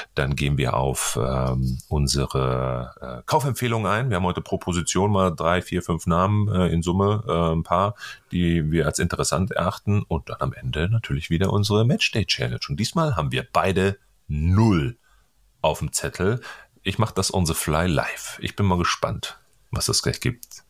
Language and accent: German; North Rhine-Westphalia, Germany; ich komme ja aus Ostwestfalen hier